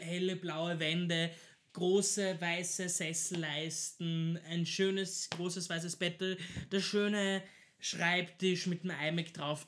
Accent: Vienna, Austria; als Wiener

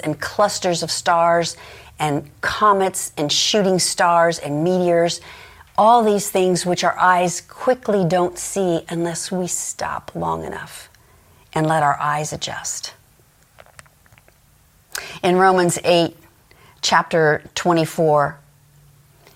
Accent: Los Angeles, California, United States; I grew up in Los Angeles

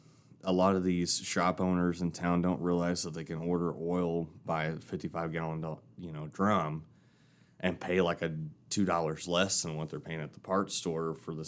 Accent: Knoxville, Tennessee, United States; Well, so I'm from Knoxville, Tennessee. So, and my dad had his own mechanic shop down there.

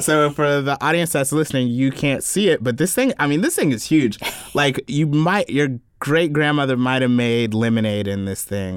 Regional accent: South Carolina, United States; growing up in South Carolina

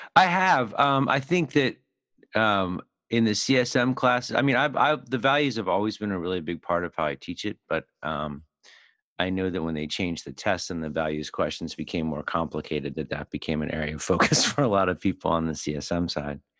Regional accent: Philadelphia, Pennsylvania, United States; I grew up in Philly

